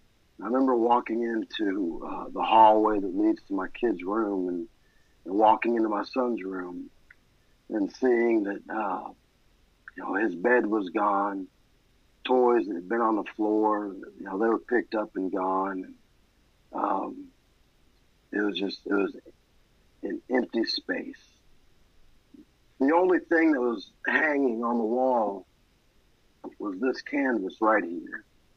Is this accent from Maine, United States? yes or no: yes; Maine, United States; born there; My story begins in Maine, and I was born in May 2nd, 1987.